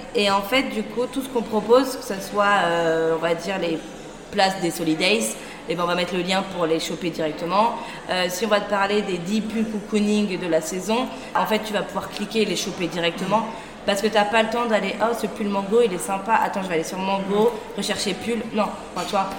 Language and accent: French; Versailles, Île-de-France, France; also born or lived in Château-Gontier; now in Paris, France; J'ai grandi à Versailles, plutôt sympa, très cliché